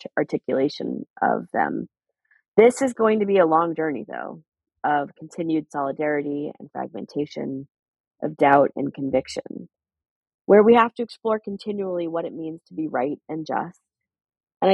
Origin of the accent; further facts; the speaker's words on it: United States; as American Jews